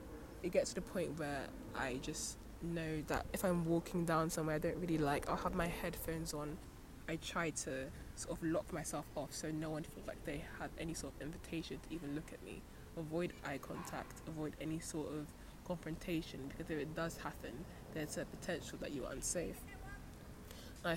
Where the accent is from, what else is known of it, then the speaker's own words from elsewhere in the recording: Nigeria; But because I'm from Nigeria, I already feel that I'm authenticated in the culture, because, you know, I have, you know, the blood, you know, running through me, and that's enough to sustain my claim to the country